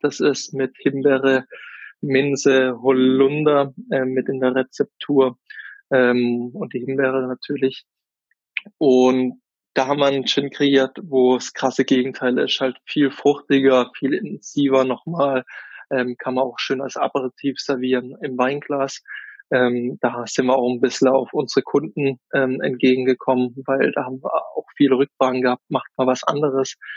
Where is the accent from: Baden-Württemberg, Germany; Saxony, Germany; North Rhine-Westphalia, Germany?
Baden-Württemberg, Germany; Oberrotweil; ich komme aus dem Kaiserstuhl, aus dem wunderschönen Oberrottweier. Das ist ein kleines Dorf ähm, da bin ich auch groß geworden, aufgewachsen